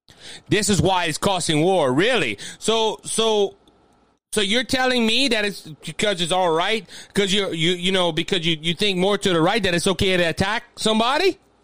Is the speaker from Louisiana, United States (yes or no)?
yes; Cajun, Louisiana, United States; I'm Cajun. I can't hardly read. And I graduated from high school